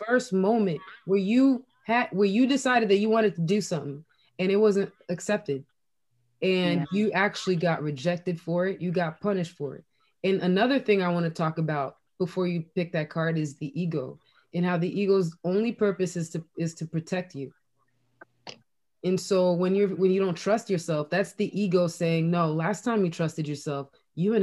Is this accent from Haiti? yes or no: yes; Haiti; you're growing up in Haiti